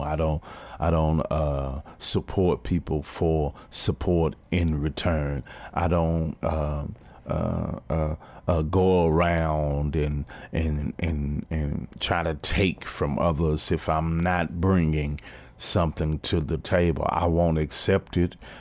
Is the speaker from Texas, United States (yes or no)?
yes; Fort Worth, Texas, United States; My hometown team, T C U